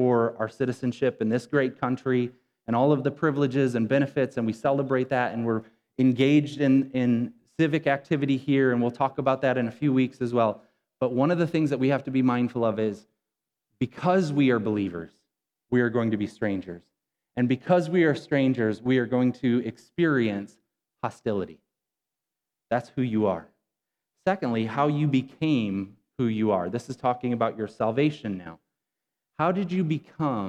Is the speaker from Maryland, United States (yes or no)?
no; Rockton, Illinois, United States; I grew up in Rockton, Illinois, maybe 11 miles from where we're at right now